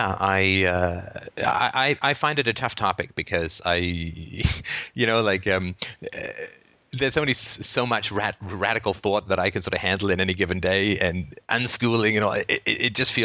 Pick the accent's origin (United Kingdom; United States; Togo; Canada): United Kingdom; I'm British